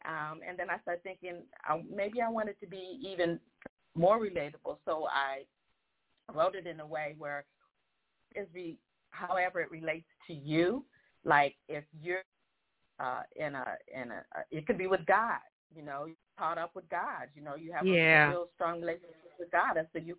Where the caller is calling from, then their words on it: Newport Beach, California, United States; I live in Newport Beach, California. So I'm a Cali girl.